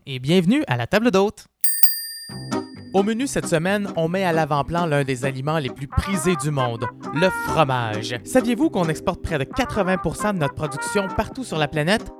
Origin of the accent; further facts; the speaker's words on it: Quebec, Canada; notre relation avec le fromage aujourd'hui en tant que Québécois